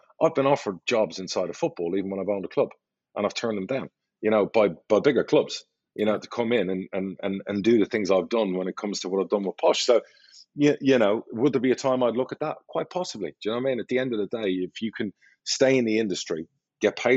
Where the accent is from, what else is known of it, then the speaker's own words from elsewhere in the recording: Ireland; I'm Irish